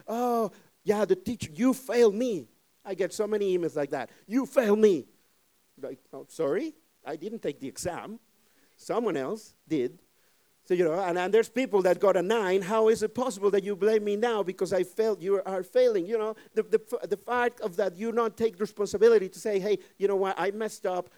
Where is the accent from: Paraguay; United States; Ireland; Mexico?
Mexico; English is a second language; now in Netherlands; I'm, I'm from Mexico. I, I always say it. I'm from Mexico